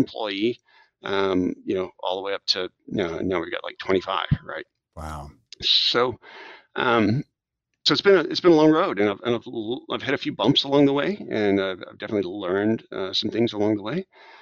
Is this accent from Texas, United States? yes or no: yes; South Texas, United States; also born or lived in Washington, D.C. / Japan / San Antonio; I'm a native Texan. I grew up in South Texas